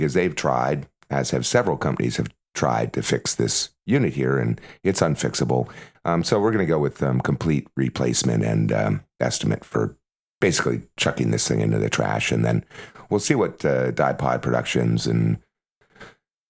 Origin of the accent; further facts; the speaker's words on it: Canada; now in United States; I'm a Canadian